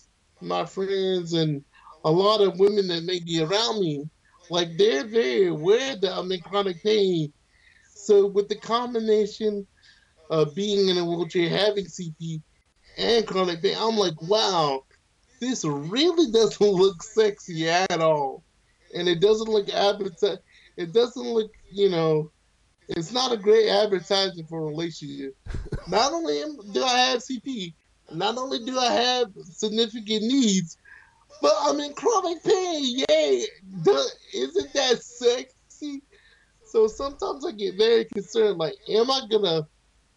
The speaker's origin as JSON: {"language": "English", "region": "the South", "country": "United States", "tie": "born or raised there", "moved": "yes", "said": "I was raised in the South, and my family's from the North"}